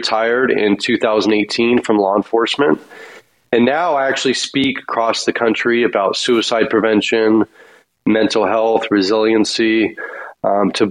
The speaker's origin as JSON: {"language": "English", "area": "San Francisco Bay Area", "region": "Northern California", "country": "United States", "tie": "born or raised there", "said": "Originally, I'm from the San Francisco Bay Area in Northern California"}